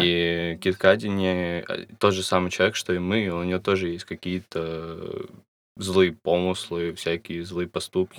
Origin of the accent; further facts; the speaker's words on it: Russia; у нас в России есть эта гомофобная часть